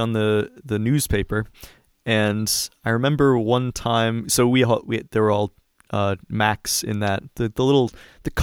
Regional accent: DC suburbs, East Coast, United States; moved away as an adult; now in California, United States; I grew up on the East Coast in like the DC suburbs. Just moved out here a few years ago

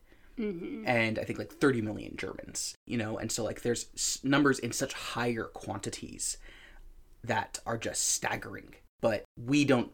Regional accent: United States; as an American

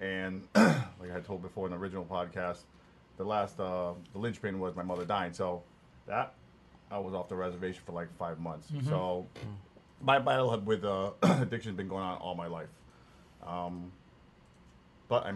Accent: Hartford, Connecticut, United States; moved away; I grew up in Hartford, Connecticut

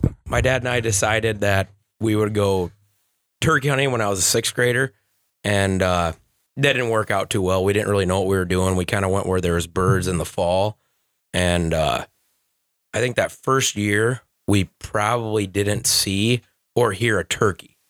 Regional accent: Thompson, Iowa, United States; I grew up in Thompson, Iowa

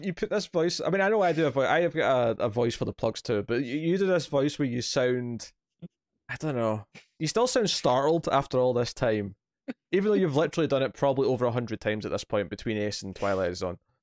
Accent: Scotland, United Kingdom; I'm a Scotsman

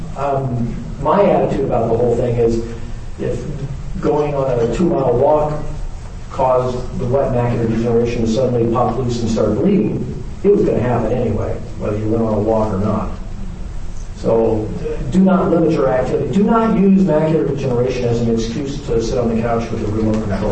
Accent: the South, United States; I'm from the South

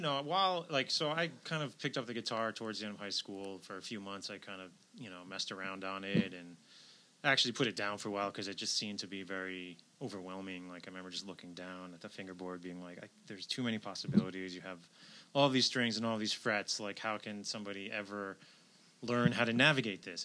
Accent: outside New York City, United States; I grew up outside New York City

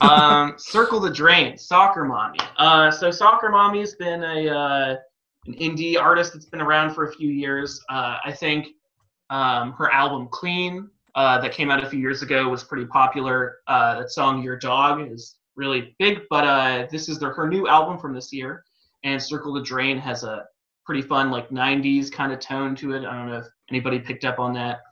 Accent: West Coast, United States; now in Oregon, United States; I'm from the West Coast

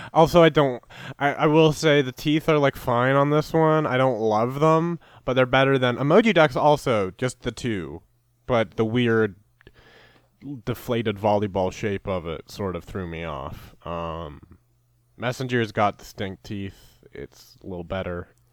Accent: Canada; I'm Canadian

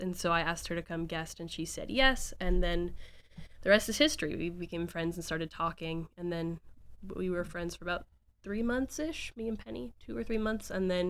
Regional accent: the South, United States; I know I'm from the South

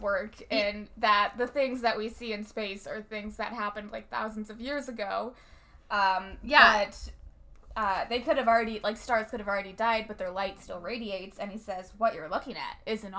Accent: St. Louis, Missouri, United States; we're from St. Louis

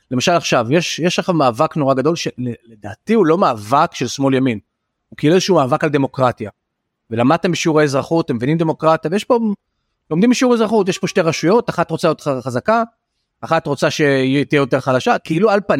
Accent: Tel Aviv, Tel Aviv District, Israel; אני תל אביבי, אני הומו

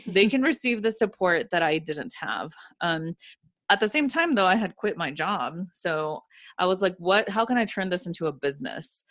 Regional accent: Ecuador; now in Atlanta, United States; when I was growing up in Ecuador, I went to a Jewish school

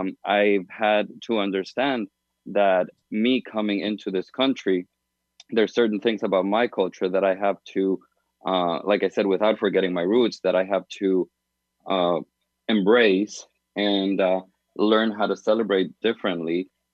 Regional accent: Venezuela; now in United States; because I come from Venezuela, where we celebrate things differently.

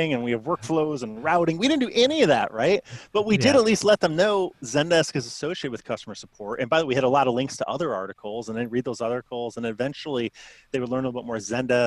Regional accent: Chicago, Illinois, United States; I grew up in Chicago, so I'm Bulls, Bears fan

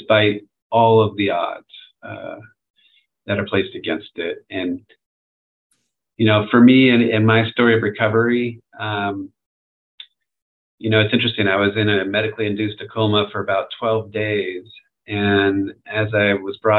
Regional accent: near the Redwoods in California, United States; I grew up near the Redwoods in California.

